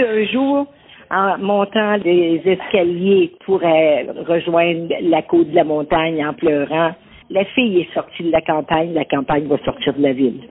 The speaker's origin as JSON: {"language": "French", "town": "L'Islet", "region": "Quebec", "country": "Canada", "tie": "born or raised there", "said": "je suis née à Lille"}